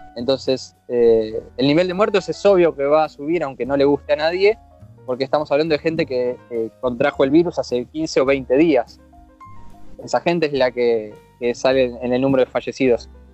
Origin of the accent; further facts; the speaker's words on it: Argentina; moved away as an adult; now in Vigo, Spain; soy bien argentino